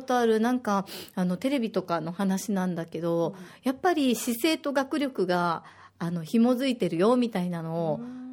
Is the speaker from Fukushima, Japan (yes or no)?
no; Osaka, Japan; now in Okinawa, Japan; 大阪出身